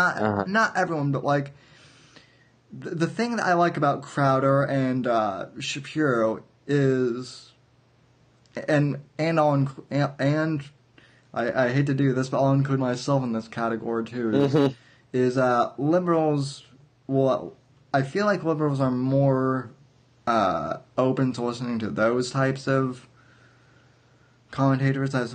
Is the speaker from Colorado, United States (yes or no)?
yes; Colorado, United States; moved away as an adult; now in Florida, United States; I'm originally from Colorado, born and raised before I moved out here to Florida